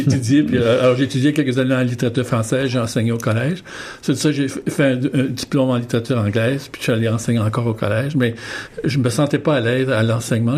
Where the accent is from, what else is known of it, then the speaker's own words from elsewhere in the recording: Winnipeg, Manitoba, Canada; moved away; je suis originaire de Saint-Boniface, au Manitoba